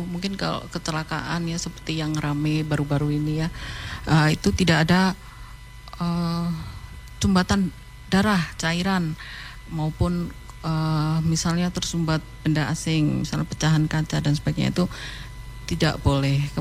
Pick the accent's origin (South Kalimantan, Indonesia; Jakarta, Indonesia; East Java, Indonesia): East Java, Indonesia; Ponorogo; saya dari uh, asalnya dari Ponorogo.